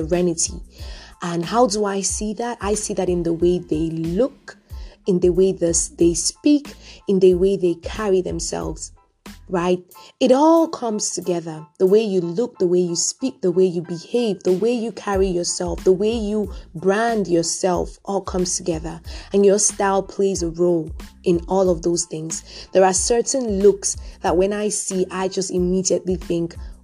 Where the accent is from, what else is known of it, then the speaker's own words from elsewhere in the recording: Cameroon; I was born and raised in Cameroon